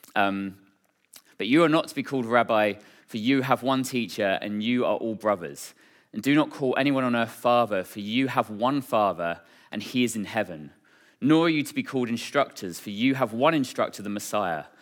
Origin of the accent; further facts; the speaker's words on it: Braintree, East of England, United Kingdom; was born and raised in Braintree